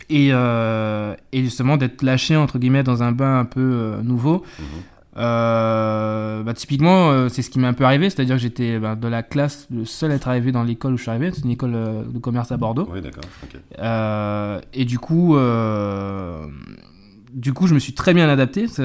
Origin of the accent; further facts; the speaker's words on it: Martinique; moved away as an adult; also born or lived in Mayotte / Senegal; now in Paris, France; j'ai grandi en Martinique, donc mmh. forcément bah, je parle le créole.